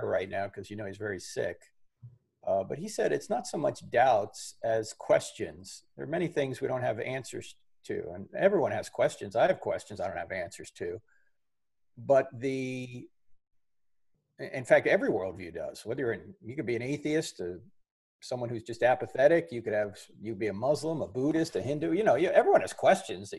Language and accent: English; New Jersey, United States; I'm from New Jersey.